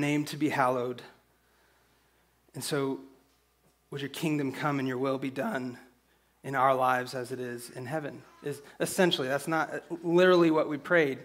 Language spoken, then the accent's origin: English; San Angelo, Texas, United States; also born or lived in Abilene; We're both from San Angelo